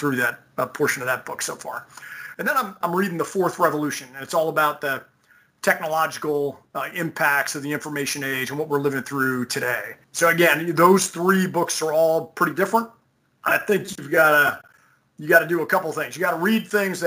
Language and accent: English; Edison, New Jersey, United States; I'm from Edison, New Jersey, where the Menlo Park Laboratory was